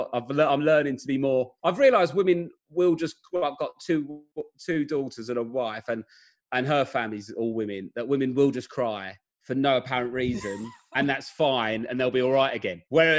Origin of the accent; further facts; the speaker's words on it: London, United Kingdom; accent: Southeast London accent; Well, so I'm not a Cockney. I'm from South East London.